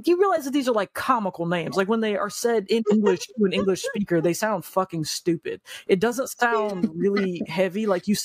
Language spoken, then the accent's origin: English; United States; as an American